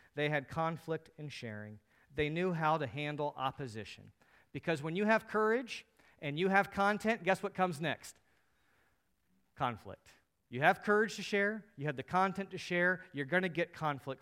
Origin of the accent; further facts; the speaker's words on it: United States; As American Christians